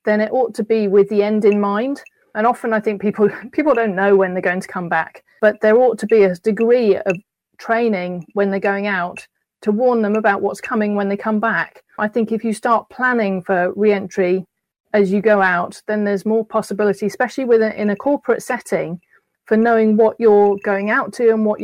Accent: United Kingdom; moved away as an adult; as a Brit

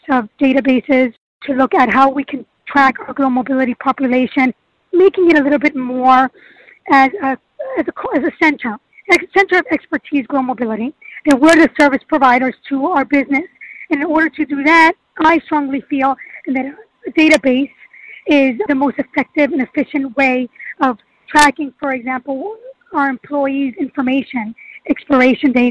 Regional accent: Germany; moved away as an adult; now in New York, United States; I was raised in Germany. I was there for over 25 years

